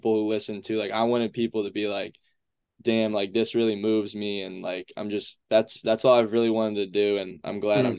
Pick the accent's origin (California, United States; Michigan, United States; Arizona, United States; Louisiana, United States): Michigan, United States; Traverse City; also born or lived in Grand Rapids; Spent a little time there, and then I spent a lot of my time in Traverse City, Michigan.